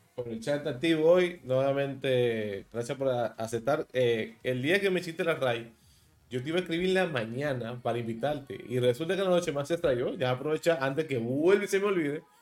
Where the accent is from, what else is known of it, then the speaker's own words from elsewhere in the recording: Dominican Republic; soy de República Dominicana